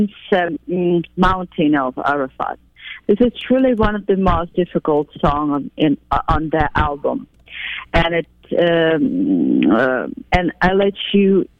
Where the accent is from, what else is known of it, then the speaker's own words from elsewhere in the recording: Crimea, Ukraine; English is a second language; now in Kyiv, Ukraine; I'm from Crimea